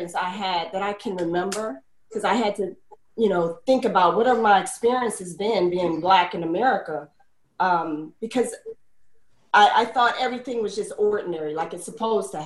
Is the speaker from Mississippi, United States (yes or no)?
yes; Mississippi, United States; We're from Mississippi